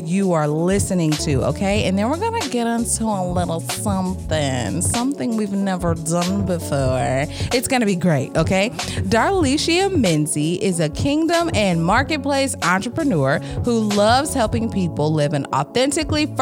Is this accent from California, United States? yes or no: no; Mississippi, United States; accent: Southern drawl; moved away; I was born in Mississippi